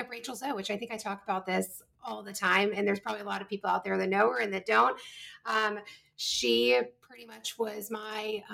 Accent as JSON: {"language": "English", "town": "New Bern", "region": "North Carolina", "country": "United States", "tie": "born or raised there", "moved": "yes", "said": "my hometown, which is in New Bern, North Carolina"}